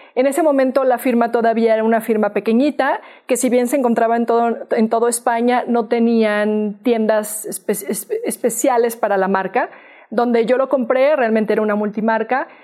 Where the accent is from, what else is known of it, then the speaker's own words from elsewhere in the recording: Mexico; soy una mexicana